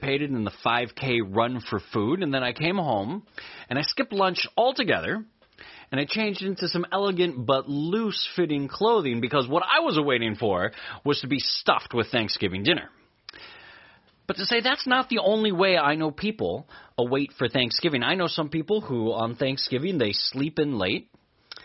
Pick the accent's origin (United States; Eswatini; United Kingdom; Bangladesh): United States; Eastern Oregon; Where I grew up in Eastern Oregon